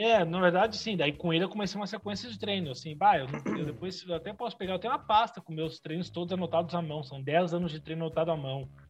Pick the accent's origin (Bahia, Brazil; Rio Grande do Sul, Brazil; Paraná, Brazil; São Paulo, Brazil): Rio Grande do Sul, Brazil; Canoas; eu sou daqui de Canoas, região metropolitana, vizinha Porto Alegre.